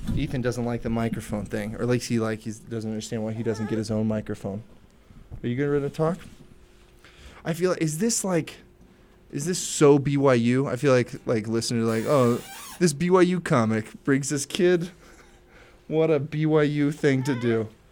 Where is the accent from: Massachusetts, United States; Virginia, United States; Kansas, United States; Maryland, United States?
Maryland, United States; moved away as an adult; I'm from Maryland